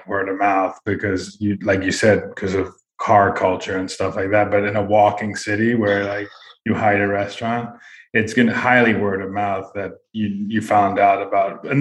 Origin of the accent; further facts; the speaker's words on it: San Diego, California, United States; I'm from San Diego, I grew up there.